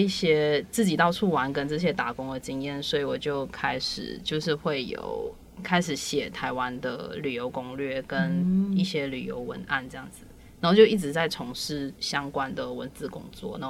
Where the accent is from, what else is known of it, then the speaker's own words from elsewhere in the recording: Malaysia; moved away as an adult; also born or lived in Hualien, Taiwan; now in Taiwan; 我也是马来西亚人